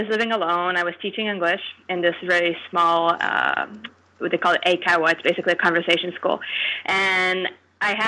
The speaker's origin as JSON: {"language": "English", "region": "Quebec", "country": "Canada", "said": "I'm from Quebec"}